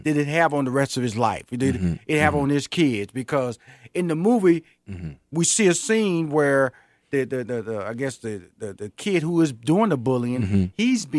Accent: Houston, Texas, United States; In Houston, Fifth Ward.

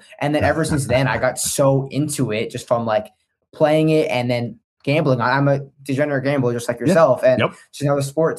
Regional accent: New Jersey, United States; like the Devils, because I'm from Jersey

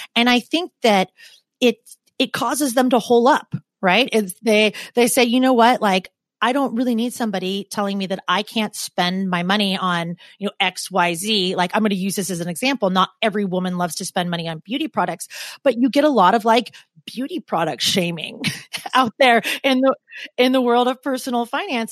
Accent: Portland, Oregon, United States; moved away as an adult; now in New York, United States; I'm from Portland, and Portland is just such an easy place to be.

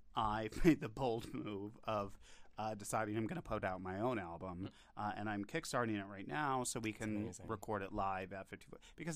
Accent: upstate New York, United States; moved away as an adult; also born or lived in Pennsylvania; I'm from upstate New York, but moved to Pennsylvania.

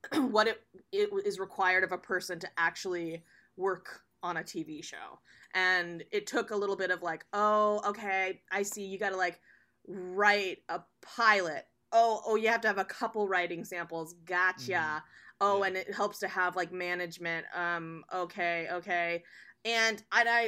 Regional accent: Oregon, United States; also born or lived in New York; now in Los Angeles, United States; I was born and raised in Oregon

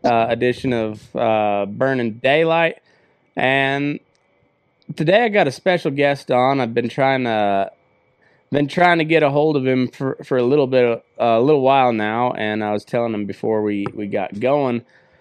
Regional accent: southeast Colorado, United States; now in Nevada, United States; I grew up just a little bit east of the Rockies in southeast corner of Colorado, kind of in homesteader territory.

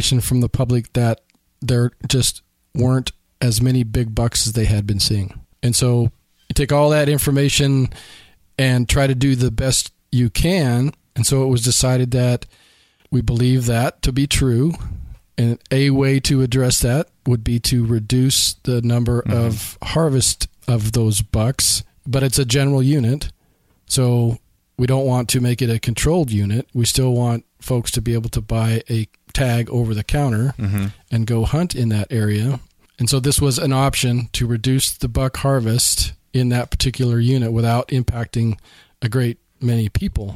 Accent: Idaho, United States; an Idaho resident, so I grew up in Idaho

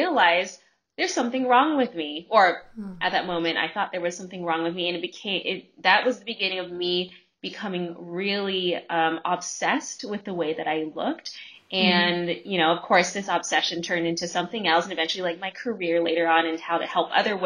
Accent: California, United States; also born or lived in Bay Area; I actually grew up in Southern California and Northern California

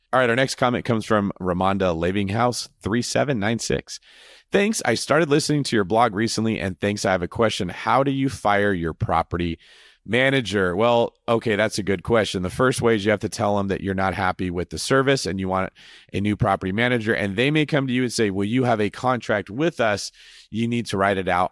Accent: Northern California, United States; I am from Northern California, where apparently this word originated. I grew up my whole life in that area

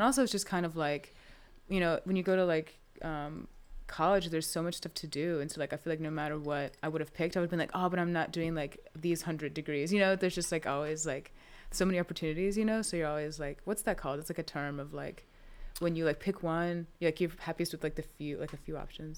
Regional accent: Winston-Salem, North Carolina, United States; I'm from Winston, um, so, and, like, just lived here my whole life

